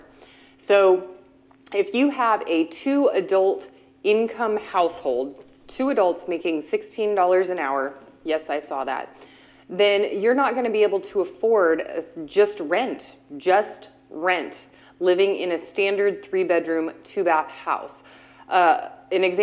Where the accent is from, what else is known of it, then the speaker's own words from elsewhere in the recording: Bay Area of California, United States; also born or lived in Cincinnati, Ohio; I've lived here almost my entire life. I was born in Cincinnati, Ohio. At the age of two, my parents divorced and moved us to the Bay Area of California.